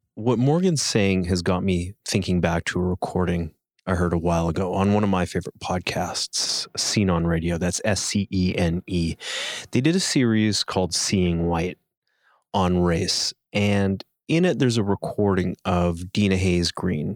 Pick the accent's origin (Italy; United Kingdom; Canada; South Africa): Canada